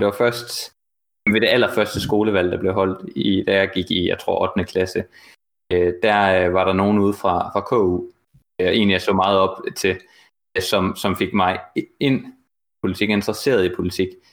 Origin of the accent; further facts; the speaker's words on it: Jutland, Denmark; also born or lived in Horsens; jeg er jo selv fra Jylland